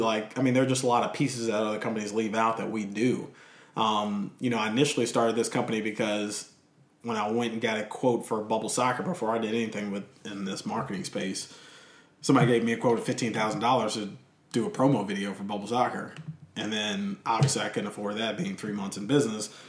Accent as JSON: {"language": "English", "town": "Lynchburg", "region": "Virginia", "country": "United States", "tie": "born or raised there", "lives_now": "Richmond, United States", "said": "I grew up in Lynchburg"}